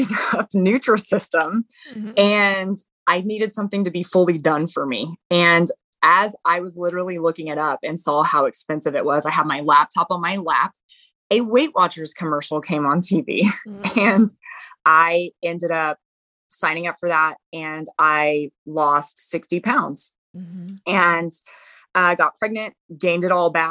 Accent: La Vernia, Texas, United States; I'm from Texas, live in a small town, Lavernia, Texas

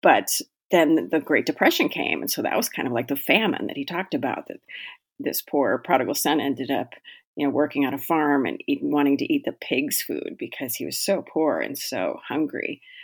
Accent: Pacific Northwest, United States; moved away as an adult; now in Minnesota, United States; I live in Minnesota, although I am originally from the Pacific Northwest. I moved out to Minnesota when I was very young, eighteen year old, and I've been here ever since

